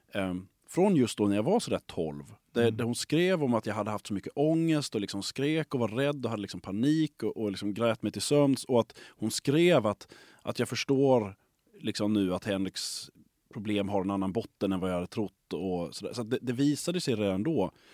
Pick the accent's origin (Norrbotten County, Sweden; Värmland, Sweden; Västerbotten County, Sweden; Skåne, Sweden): Skåne, Sweden; Lund; moved away as an adult; also born or lived in Stockholm / Gothenburg; jag är uppvuxen i Lund. Jag har så att säga flyttat tillbaka hem igen ja, efter att ha varit borta under väldigt lång tid eh, uppe i Stockholm och i Göteborg